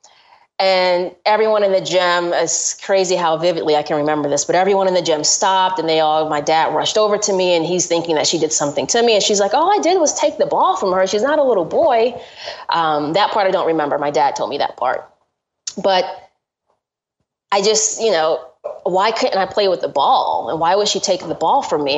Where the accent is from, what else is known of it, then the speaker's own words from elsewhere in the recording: Georgia, United States; I grew up in Georgia